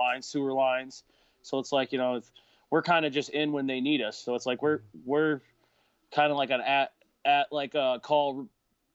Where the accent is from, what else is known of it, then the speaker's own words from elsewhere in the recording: northern Michigan, United States; I used to live up north a little bit more, like more north in Michigan than where I do now